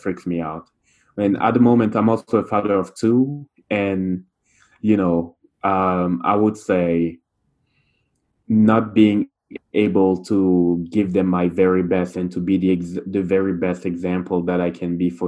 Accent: Cameroon; first language French; English is a second language; moved away as an adult; now in Montreal, Canada; I grew up in Cameroon, which is part of Central Africa, and I grew up there until I was 24.

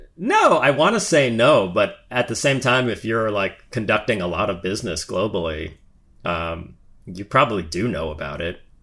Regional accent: United States; one of the remaining good things about being an American

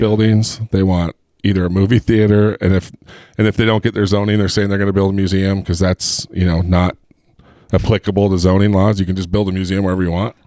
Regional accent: Heber, Utah, United States; I'm from Heber

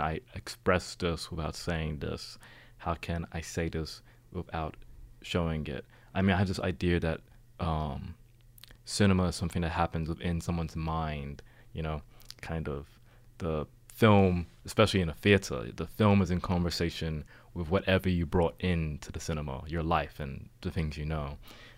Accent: Sydney, New South Wales, Australia; I'm from

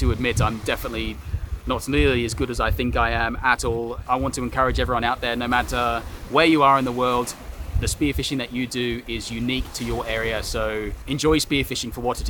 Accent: Australia; moved away as an adult; now in London, United Kingdom; I'm Australian, so I live there obviously

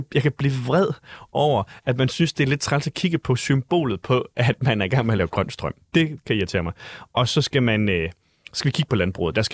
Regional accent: Jutland, Denmark; nu er jeg jo selv fra Jylland

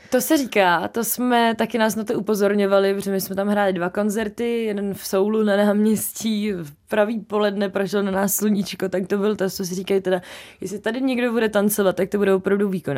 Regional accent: Hradec Králové, Hradec Králové Region, Czechia; now in Prague, Czechia; já jsem zpívala opravdu od malička, už v Hradci jsem mi prošla několika kapelama vlastníma, nevlastníma

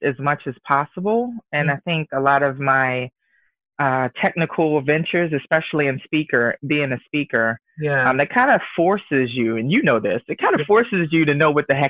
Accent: Baltimore, Maryland, United States; moved away as an adult; also born or lived in Virginia / Washington, D.C. area; now in Redmond, United States; I was born and raised in Baltimore City

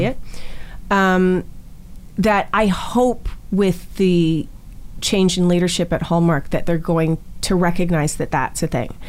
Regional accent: Canada; I'm Canadian

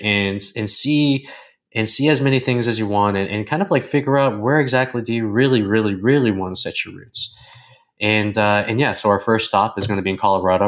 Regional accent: Toronto, Ontario, Canada; moved away as an adult; now in Costa Rica; I've always lived about ten to twenty miles away from my hometown.

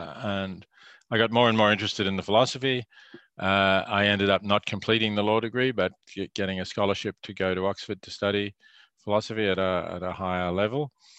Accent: Melbourne, Victoria, Australia; I grew up in Melbourne

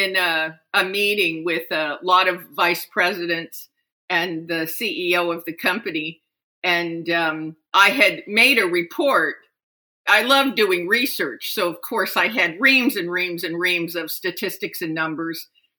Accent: Japan; Yes. For 16 years, I lived in Japan.

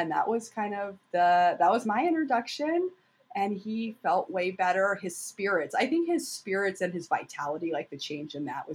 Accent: Madison, Wisconsin, United States; moved away as an adult; now in Quad Cities, United States; I'm from Madison, Wisconsin, originally

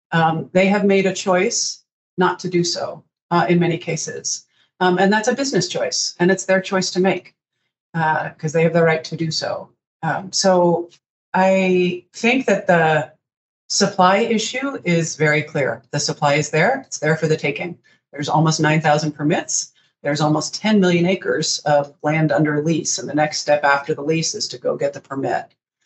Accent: D.C., District of Columbia, United States; moved away as an adult; also born or lived in Missoula, Montana; I grew up outside of Washington, D.C. And when I was 22, got in a little car and drove to Missoula, Montana, and never looked back

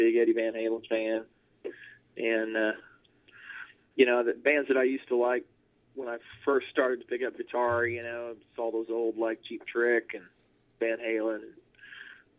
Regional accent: around Evansville, southern Indiana, United States; also born or lived in Jackson, Mississippi / Arizona; now in Nashville, United States; I grew up in southern Indiana, in little towns around the city of Evansville

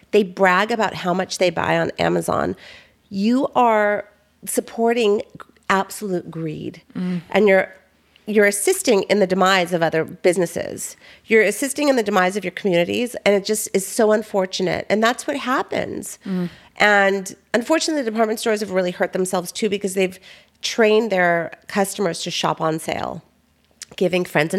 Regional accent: Tarzana, California, United States; Here, in Tarzana.

